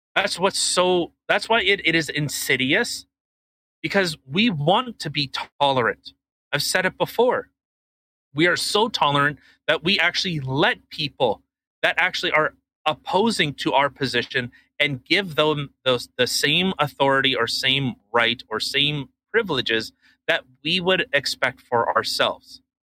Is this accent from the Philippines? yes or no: no; Canada; I'm Canadian, and uh, you know, this is how we do things up here